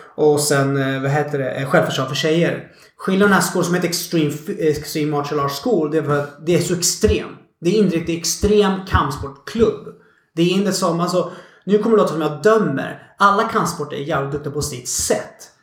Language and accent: Swedish; Stockholm, Stockholm County, Sweden; born or raised there